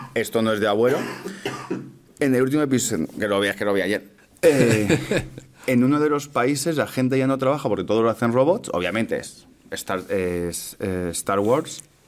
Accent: Madrid, Community of Madrid, Spain; Yo soy de aquí de Madrid

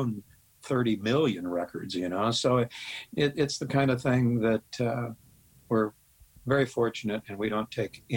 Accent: Topeka, Kansas, United States

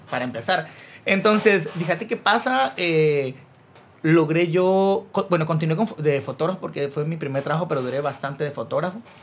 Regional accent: Chicacao, near Mazatenango, Suchitepéquez, Guatemala; Yo soy de Chicago y viajaba a Mazate todos los días por el colegio

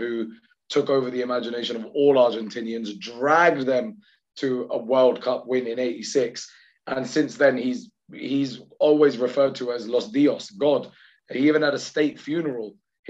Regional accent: Pakistan; I'm just biased because I'm Pakistani

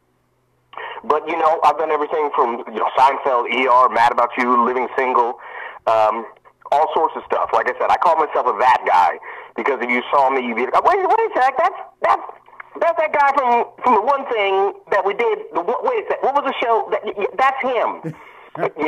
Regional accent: central Pennsylvania, United States; now in Hollywood, United States; I grew up in Pennsylvania, central Pennsylvania. My dad was a teacher at Penn State

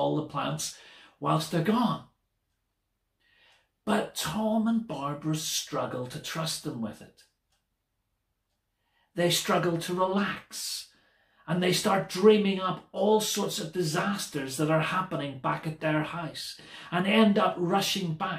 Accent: Belfast, Northern Ireland, United Kingdom; Growing up in Belfast, I was surrounded by any number of churches

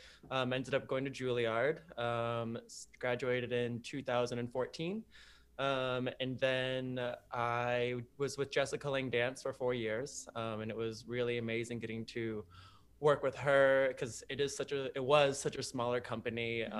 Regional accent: Miami, Florida, United States; moved away as an adult; I'm from Miami, Florida

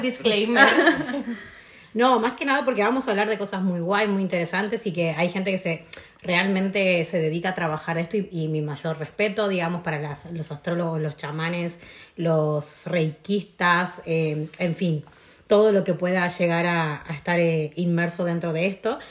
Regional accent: San Miguel de Tucumán, Tucumán, Argentina; moved away; also born or lived in Buenos Aires; me fui a vivir a Buenos Aires porque soy de Tucumán, de la ciudad del norte

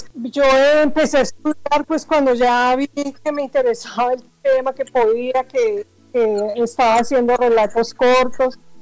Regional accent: Bogotá, Colombia; moved away as an adult; now in Barranquilla, Colombia; soy de Bogotá, pero vivo acá en la ciudad de Barranquilla hace aproximadamente 30 años

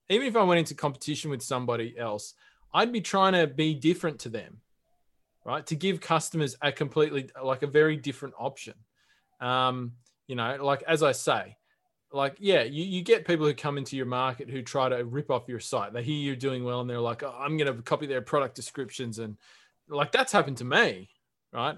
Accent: Australia

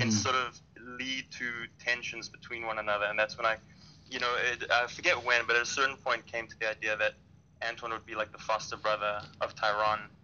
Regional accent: Durban, KwaZulu-Natal, South Africa; I'm from Durban, South Africa, so that's on the Indian Ocean

